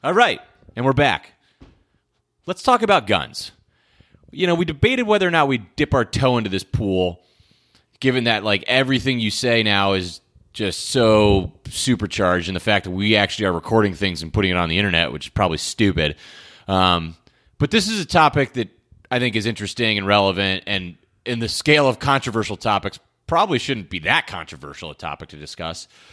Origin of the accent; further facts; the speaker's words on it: Connecticut, United States; I grew up in Connecticut